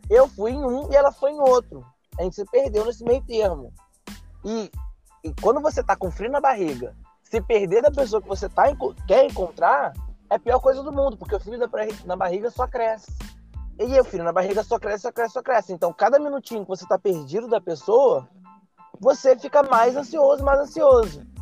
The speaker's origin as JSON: {"language": "Portuguese", "region": "Rio de Janeiro", "country": "Brazil", "said": "Ela era de São Gonçalo e eu sou do Rio, né? Eu, eu moro no Rio atualmente."}